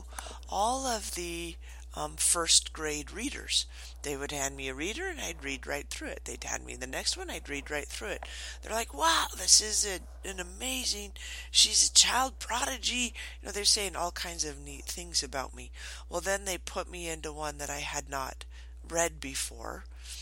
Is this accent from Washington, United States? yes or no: yes; Morton, Washington, United States; also born or lived in Twin Falls, Idaho; I was born in Twin Falls, Idaho, but I grew up in Morton, Washington on a dairy farm.